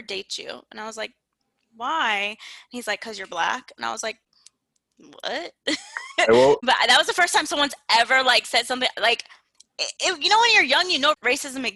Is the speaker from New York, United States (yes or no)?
no; South Florida, United States; I grew up in South Florida, and South Florida is very diverse